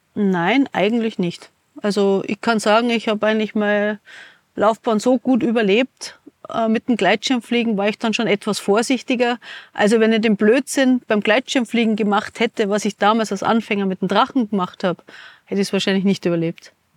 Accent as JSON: {"language": "German", "town": "Munich", "region": "Bavaria", "country": "Germany", "also_born_or_lived": "America / New Zealand", "moved": "as an adult", "lives_now": "Hinterstoder, Austria", "said": "gehe ich wieder zurück nach München, ich bin eine Münchnerin"}